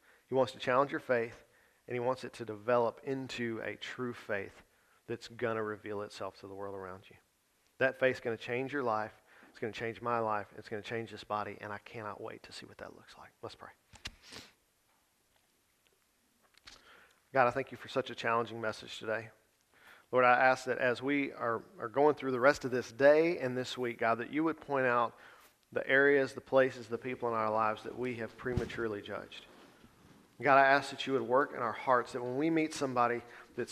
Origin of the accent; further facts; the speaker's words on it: the South, United States; most of us have been born and raised in the South